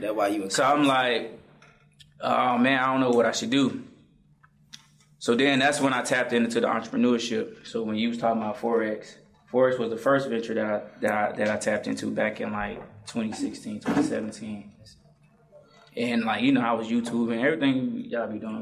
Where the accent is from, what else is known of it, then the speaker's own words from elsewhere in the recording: Atlanta, Georgia, United States; also born or lived in Morrow, Georgia / Riverdale, Georgia; I'm from Atlanta, Derby Road. I'm at the borderline